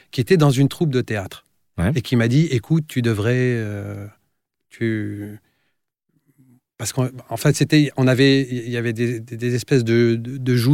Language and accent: French; Tunisia; J'ai grandi dans plusieurs pays, en fait parce